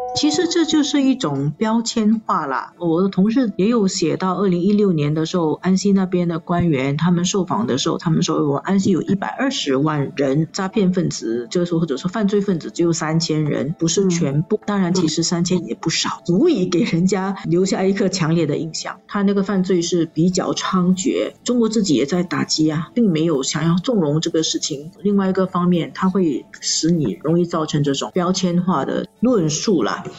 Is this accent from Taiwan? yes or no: no; Singapore; 我们新加坡人